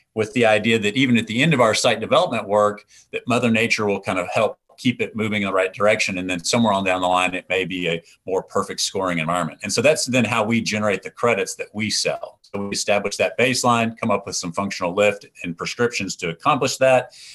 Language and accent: English; East Texas, United States; growing up in East Texas